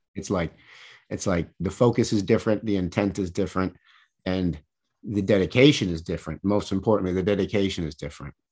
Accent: Michigan, United States; I grew up in Michigan

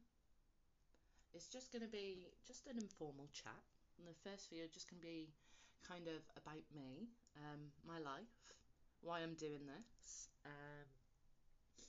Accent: West Midlands, United Kingdom; I was born in England, the West Midlands to be more, to be precise.

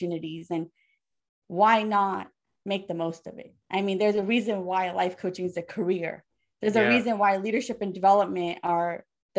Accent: United States; I'm an American

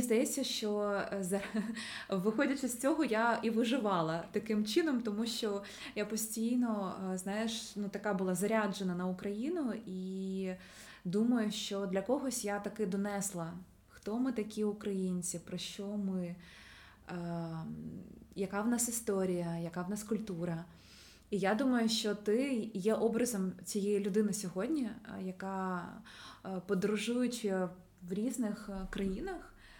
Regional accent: Ukraine; мій дім він в Україні

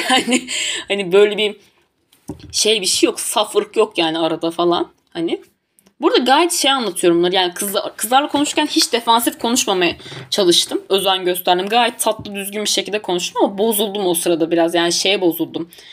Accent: Tunceli Province, Turkey

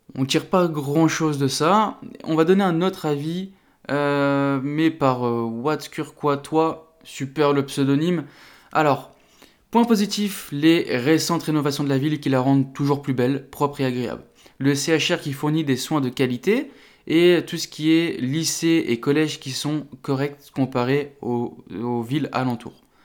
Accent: the Nord, Hauts-de-France, France; je suis originaire du Nord

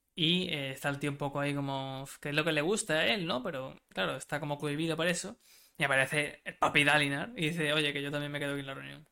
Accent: Spain; Soy español

